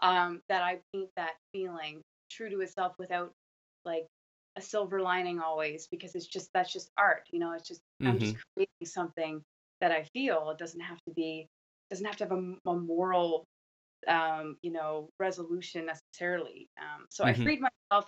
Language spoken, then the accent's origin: English; Canada; I'm Canadian